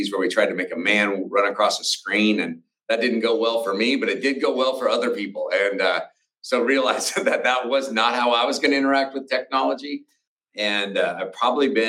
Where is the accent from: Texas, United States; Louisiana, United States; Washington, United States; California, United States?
Washington, United States; outside of Spokane; I grew up in outside of Spokane, Washington.